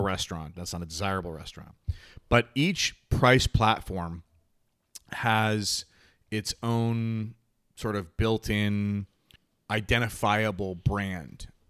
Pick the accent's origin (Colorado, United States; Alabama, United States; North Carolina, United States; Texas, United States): North Carolina, United States; Charlotte; moved away as an adult; also born or lived in New Jersey; I grew up in Charlotte.